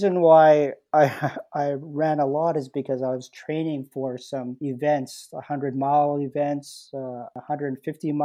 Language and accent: English; Winnipeg, Manitoba, Canada; I grew up in the North End